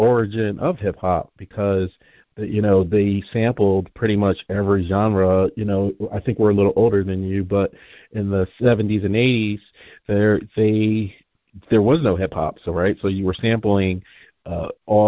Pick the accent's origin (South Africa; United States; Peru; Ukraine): United States; New Jersey; I'm originally from New Jersey